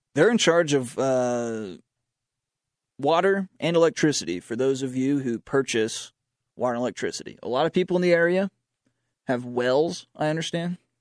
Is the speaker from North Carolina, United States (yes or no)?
yes; Charlotte, North Carolina, United States; now in Boone, United States; I'm from Charlotte